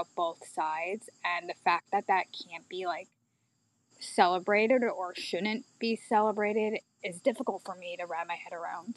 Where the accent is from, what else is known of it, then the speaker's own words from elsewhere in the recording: Baton Rouge, Louisiana, United States; I was born in Baton Rouge, Louisiana